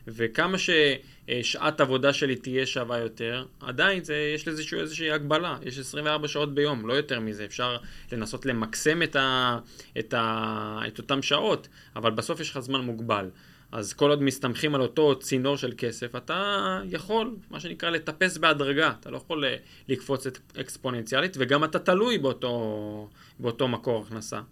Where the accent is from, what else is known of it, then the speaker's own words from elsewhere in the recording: Israel; אנחנו בתור ישראלים כבר רגילים